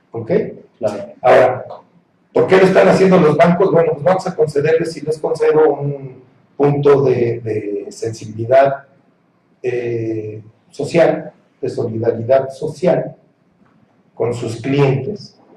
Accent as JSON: {"language": "Spanish", "country": "Mexico", "said": "Como ciudadano mexicano"}